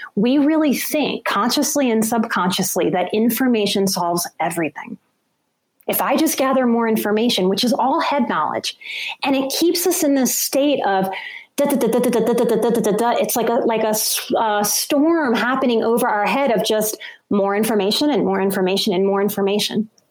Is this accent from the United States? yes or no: yes; New Orleans, Louisiana, United States; I'm from New Orleans and I worked in bars to get myself through school